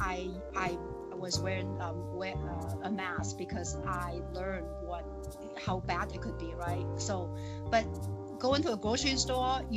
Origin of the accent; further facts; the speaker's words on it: China; accent: Chinese; English is a second language; moved away as an adult; now in Plymouth, United States; I have Chinese accent